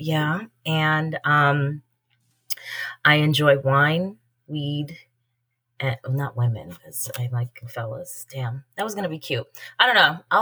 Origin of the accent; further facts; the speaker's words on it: New York, United States; now in Atlanta, United States; I live in Atlanta. I'm originally from New York